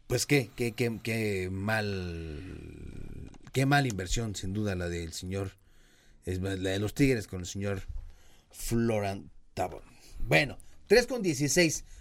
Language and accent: Spanish; Mexico; uno como mexicano